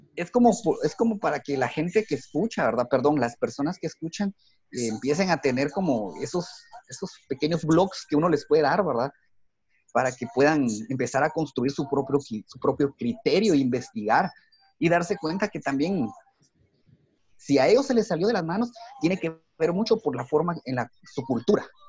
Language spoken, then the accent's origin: Spanish; Guatemala; así somos los guatemaltecos